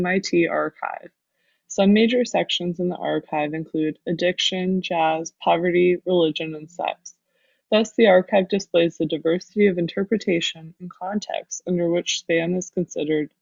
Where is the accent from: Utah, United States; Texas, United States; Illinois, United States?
Texas, United States; growing up in Texas